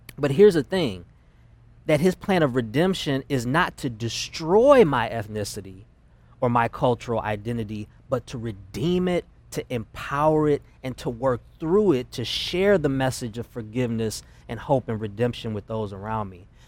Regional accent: Detroit, Michigan, United States; I grew up in a very black world in Detroit. I'm originally from Detroit, Michigan.

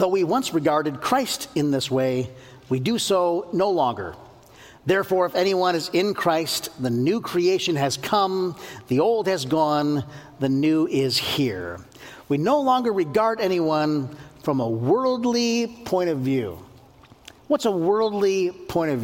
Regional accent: United States; born and raised in the United States of America

